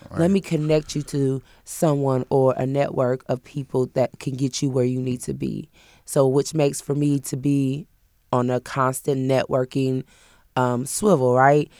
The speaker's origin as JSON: {"language": "English", "town": "Peoria", "region": "Illinois", "country": "United States", "moved": "as an adult", "lives_now": "Kentucky, United States", "said": "I'm not originally from here. I'm from Peoria, Illinois"}